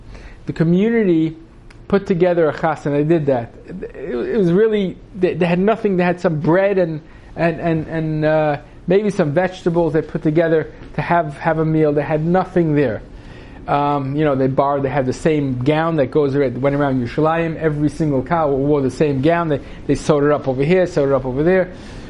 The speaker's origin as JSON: {"language": "English", "country": "Yemen", "tie": "born or raised there", "said": "Sarna is in Yemen, and we grew up in Yemen, and we were very, very poor"}